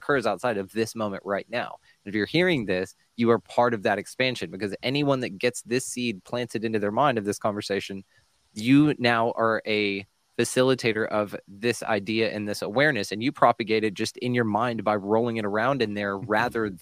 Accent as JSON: {"language": "English", "region": "Texas", "country": "United States", "said": "I'm from Texas."}